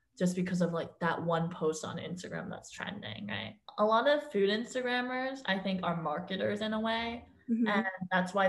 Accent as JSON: {"language": "English", "town": "Tenafly", "region": "New Jersey", "country": "United States", "moved": "yes", "lives_now": "New York, United States", "said": "I'm originally from New Jersey, actually, the small town called Tenafly, and it's only 20 minutes away from New York City"}